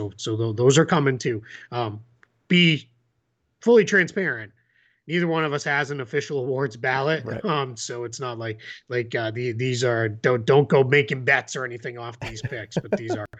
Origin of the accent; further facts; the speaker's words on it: Taiwan; Since I'm from Taiwan, so shout out.